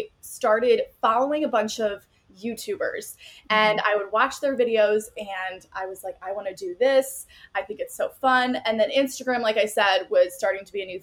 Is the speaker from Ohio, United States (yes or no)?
yes; Cleveland, Ohio, United States; also born or lived in Miami University (Oxford, Ohio); I am from Cleveland, Ohio, but I'm currently a senior at Miami University